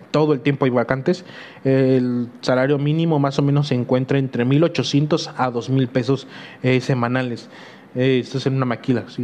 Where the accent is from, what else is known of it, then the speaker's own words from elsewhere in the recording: Huejotzingo, Puebla, Mexico; soy de Huejotzingo a la fregada.